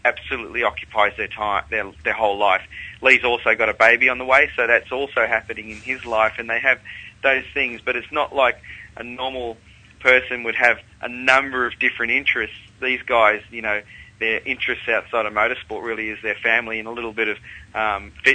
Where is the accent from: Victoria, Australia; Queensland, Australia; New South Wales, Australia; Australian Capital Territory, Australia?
Australian Capital Territory, Australia; Canberra; also born or lived in Sydney; now in Melbourne, Australia; I grew up in Canberra and lived in Sydney and now in Melbourne